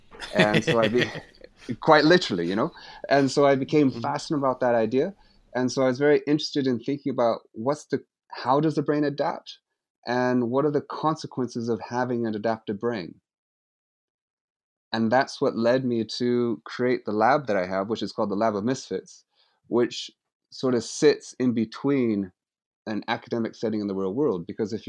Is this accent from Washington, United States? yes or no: yes; Seattle, Washington, United States; moved away as an adult; also born or lived in San Francisco; now in United Kingdom; I come from the West Coast of the States, and specifically Seattle and San Francisco. And I left the States when I was about 23 and moved to Britain and spent the next 25 years living in Europe, in particular in the UK, Scotland, and England.